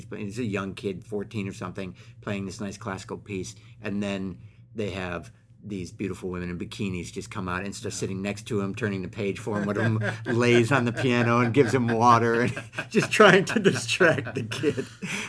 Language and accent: English; Bay Area, California, United States; I grew up in the Bay Area through the 80s